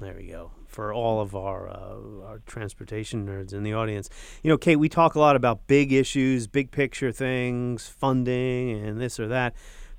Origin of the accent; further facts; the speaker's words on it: New York, United States; now in Washington, D.C., United States; I'm from New York